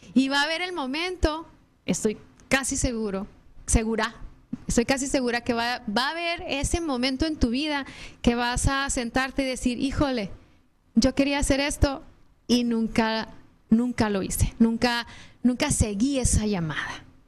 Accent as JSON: {"language": "Spanish", "country": "Mexico", "moved": "yes", "lives_now": "United States", "said": "seguimos siendo mexicanos, porque los tres somos mexicanos"}